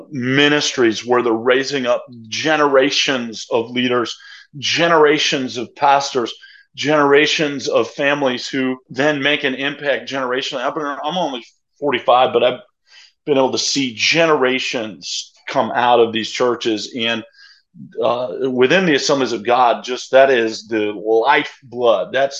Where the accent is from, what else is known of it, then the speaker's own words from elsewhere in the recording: New York, United States; moved away as an adult; also born or lived in Springfield, Missouri; I'm from New York where there's no churches that are like over 500. It's like they just don't exist in the Northeast.